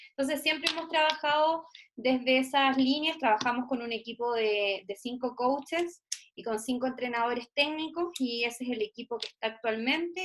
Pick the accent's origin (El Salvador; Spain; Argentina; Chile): Chile; Puerto Montt, Los Lagos; yo soy de Puerto Montt, en, el sur de Chile